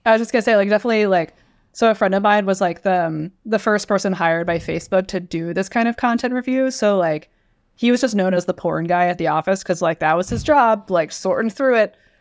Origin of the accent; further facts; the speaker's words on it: Westchester County, New York, United States; moved away as an adult; now in California, United States; I'm from New York. I'm from Westchester County, not the city